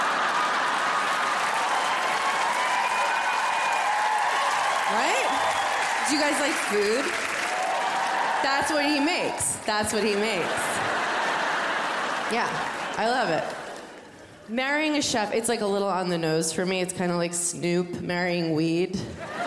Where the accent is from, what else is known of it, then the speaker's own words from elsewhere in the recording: New York, United States; I'm from New York, like all my girlfriends are from New York